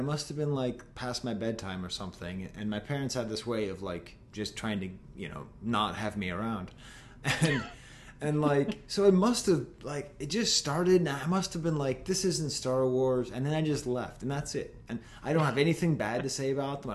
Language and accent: English; Boston, Massachusetts, United States; as a Bostonian